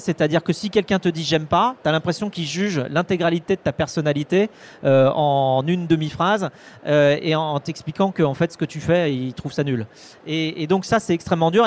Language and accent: French; Vendée, Pays de la Loire, France; je suis vendéen, tu vois, je suis j'ai grandi en Vendée entre des vaches et des moutons